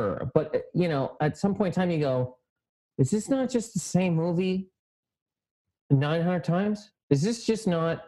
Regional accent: Halifax, Nova Scotia, Canada; now in New York, United States; I'm from Halifax, Nova Scotia, the east coast of Canada

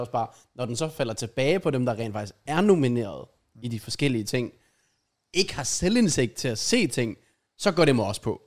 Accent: Denmark; som dansker

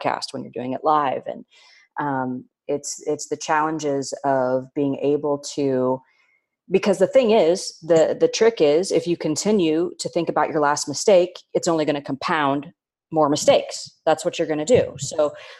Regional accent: Indiana, United States; I'm born and raised in Indiana

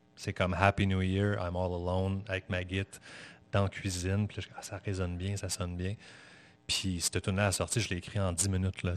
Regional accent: Saint-Sauveur, Quebec, Canada; also born or lived in Montreal; je, suis né à Montréal, mais j'ai grandi. Ma, vie euh, d'enfant, oui, à, dos, c'était à Saint-Sauveur

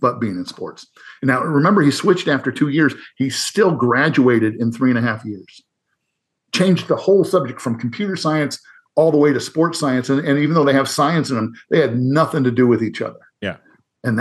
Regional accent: Northern Iowa, United States; I grew up in Northern Iowa

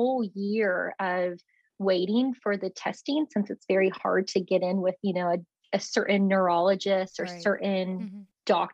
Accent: Alabama, United States; moved away as an adult; also born or lived in Akron, Ohio / Tuscaloosa, Alabama; now in Texas, United States; I'm actually from Alabama

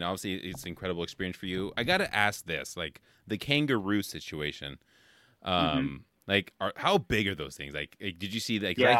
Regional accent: Bay Area, California, United States; now in Midwest, United States; I'm from the Bay Area in California originally, so like we have a ton of good seafood

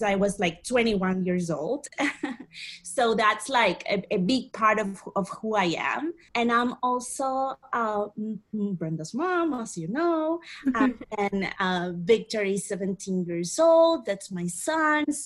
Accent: Asunción, Paraguay; I'm from Asunción, Paraguay

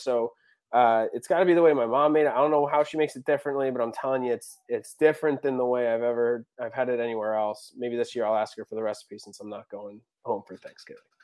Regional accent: Philadelphia, Pennsylvania, United States; moved away; my parents are still back in, in Philadelphia.

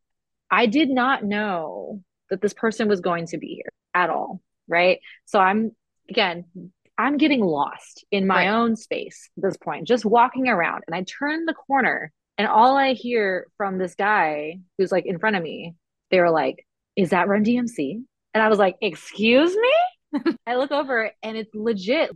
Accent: California, United States

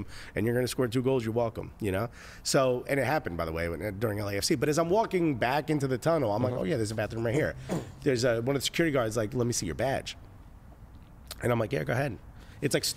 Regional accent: Newark, New Jersey, United States; I grew up in Newark

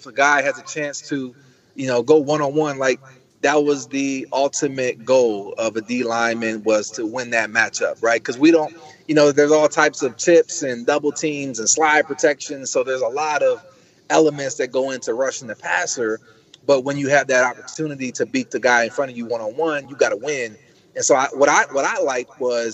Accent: Coatesville, Pennsylvania, United States; moved away as an adult; also born or lived in Atlanta, Georgia / Nashville, Tennessee; I started back in my hometown of Coatesville.

